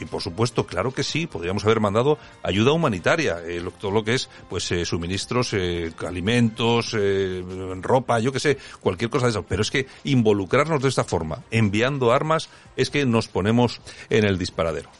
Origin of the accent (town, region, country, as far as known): Spain